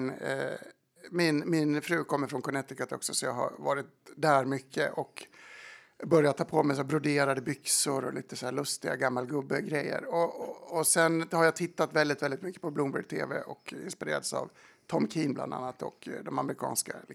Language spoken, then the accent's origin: Swedish; Dalarna County, Sweden; Och bygger upp en otrolig tolerans som man själv saknade, trots att jag är från Dalarna.